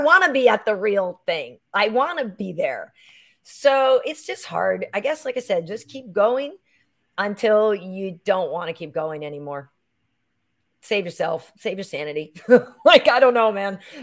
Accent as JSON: {"language": "English", "town": "Boston", "region": "Massachusetts", "country": "United States", "tie": "born or raised there", "also_born_or_lived": "New York", "moved": "as an adult", "said": "I grew up in Boston"}